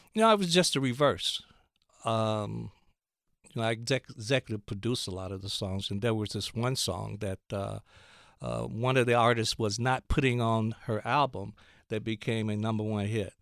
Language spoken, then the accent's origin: English; Gadsden, Alabama, United States; I grew up in Gadsden, Alabama